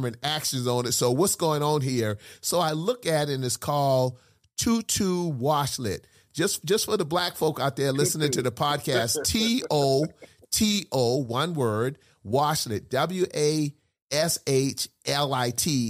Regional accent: South Carolina, United States; accent: Geechee; I'm a Geechee from South Carolina

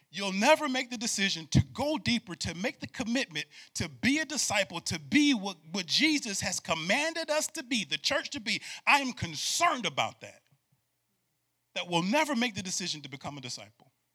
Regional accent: Syracuse, New York, United States; born and raised in Syracuse, New York

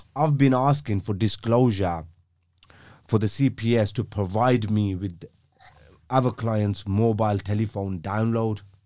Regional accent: Birmingham, West Midlands, United Kingdom; I grew up in a, um, in North, I think it's North, comes under North Birmingham. It's, uh, an area called Aston

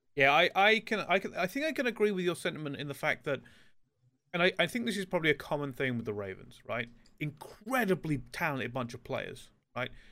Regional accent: England, United Kingdom; We're all from England

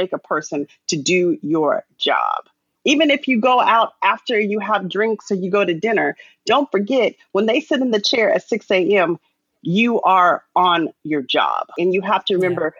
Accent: Arizona, United States; I'm a girl from Arizona.

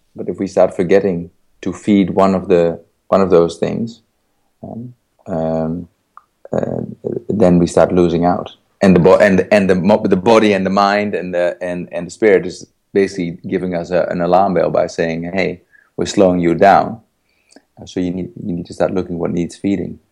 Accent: Netherlands; I was born in the Netherlands in 1971.

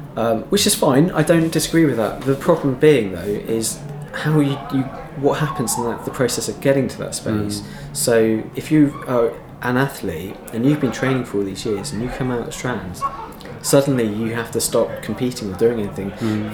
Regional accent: Devon, South West England, United Kingdom; I grew up in Devon

